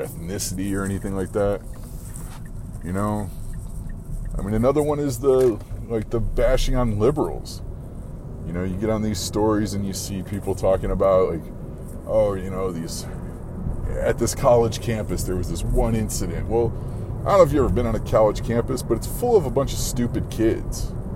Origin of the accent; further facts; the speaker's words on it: Arizona, United States; I'm from Arizona, man. I've lived here forever